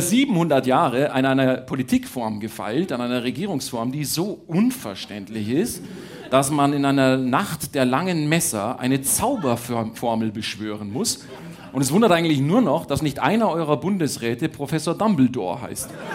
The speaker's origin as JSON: {"language": "German", "region": "Bavaria", "country": "Germany", "said": "ich bin ja Bayer"}